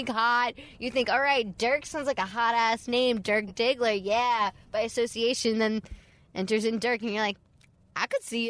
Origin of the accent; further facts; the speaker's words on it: Alabama, United States; accent: Southern; moved away; I grew up in Alabama